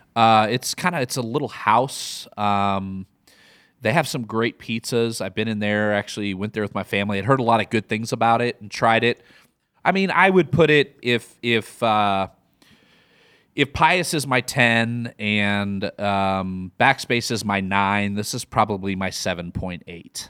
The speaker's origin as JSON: {"language": "English", "region": "Midwest", "country": "United States", "accent": "Midwest", "moved": "yes", "lives_now": "Austin, United States", "said": "my Midwest accent"}